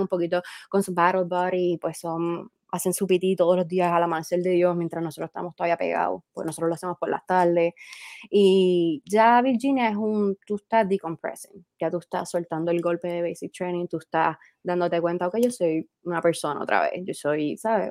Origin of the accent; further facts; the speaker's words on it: Puerto Rico; moved away as an adult; now in Washington, United States; yo, Puerto Rico, pues somos una colonia y somos parte de Estados Unidos directamente